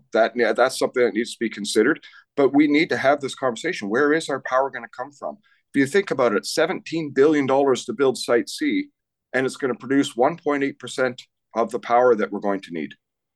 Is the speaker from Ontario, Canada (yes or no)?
no; British Columbia, Canada; And I think as British Columbians, we should be worried about that.